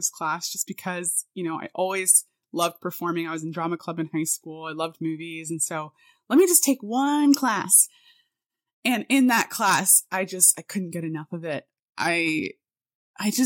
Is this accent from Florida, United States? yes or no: yes; Miami, Florida, United States; I was born and raised in South Florida, Miami, Florida